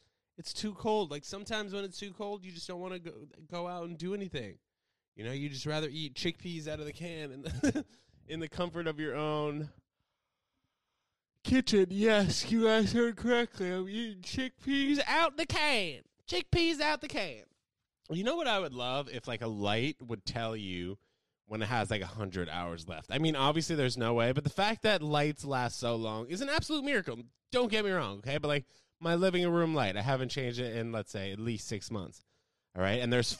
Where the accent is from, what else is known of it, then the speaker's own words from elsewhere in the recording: United States; me being an American here